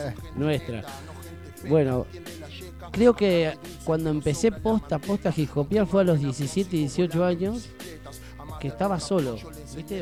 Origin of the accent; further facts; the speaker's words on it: Tandil, Buenos Aires Province, Argentina; also born or lived in Tres Arroyos; yo nací en Tres Arroyos, pero me vine a Tandil a los cuatro años